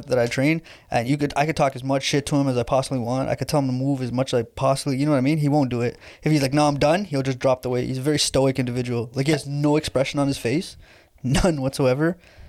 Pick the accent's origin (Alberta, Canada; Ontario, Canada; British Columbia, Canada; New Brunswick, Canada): Ontario, Canada; Toronto; I grew up in Etobicoke, like North York.